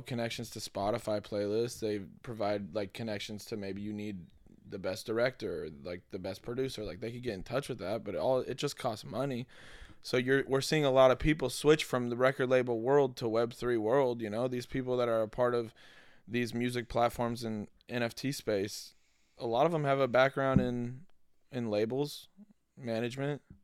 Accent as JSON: {"language": "English", "town": "Denver", "region": "Colorado", "country": "United States", "moved": "yes", "lives_now": "Los Angeles, United States", "said": "I'm from Denver"}